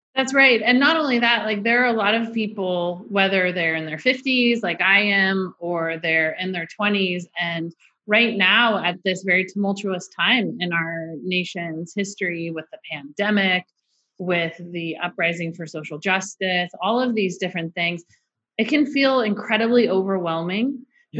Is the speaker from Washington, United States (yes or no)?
no; Orange County, California, United States; I grew up in Orange County.